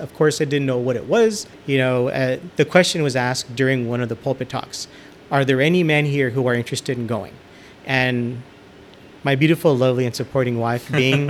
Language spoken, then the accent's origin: English; El Paso, Texas, United States; Born and raised in El Paso, Texas. Currently, I'm 41 years old, and am a cradle Catholic. So I was raised in the faith.